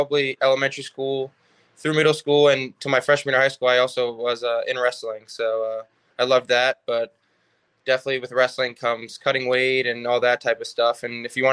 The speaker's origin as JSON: {"language": "English", "town": "Jackson", "region": "New Jersey", "country": "United States", "tie": "born or raised there", "also_born_or_lived": "Staten Island, New York", "lives_now": "Neptune, United States", "said": "So when we moved into New Jersey in 2005, Jackson, New Jersey"}